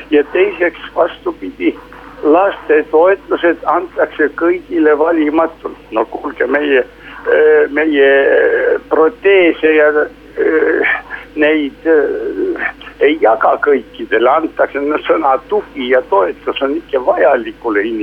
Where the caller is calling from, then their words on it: Tartu, Tartu County, Estonia; Eh, tervist